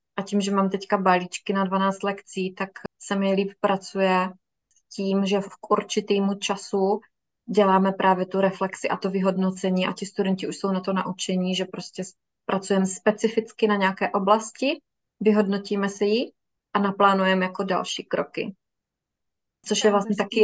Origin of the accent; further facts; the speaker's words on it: Miroslav, South Moravian Region, Czechia; Pocházíme ze stejného města, z Miroslavy, na Jižní Moravě.